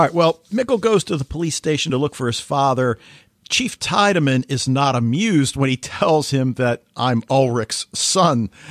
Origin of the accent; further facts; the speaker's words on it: United States; as an American